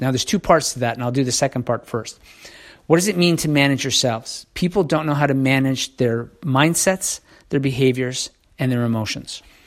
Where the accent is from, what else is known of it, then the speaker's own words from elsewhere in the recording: Canada; I'm Canadian